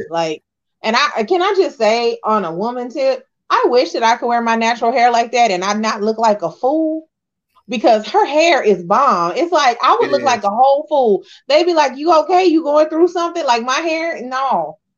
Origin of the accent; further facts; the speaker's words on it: Texas, United States; I'm a Texan and I, I don't sound yeah. like that.